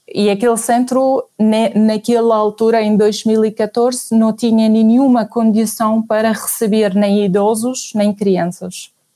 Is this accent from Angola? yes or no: no; Syria; Portuguese is a second language; moved away as an adult; also born or lived in Nigeria / Ghana; now in Portugal; eu saí da Síria uh, em 2003, quando casei com o meu marido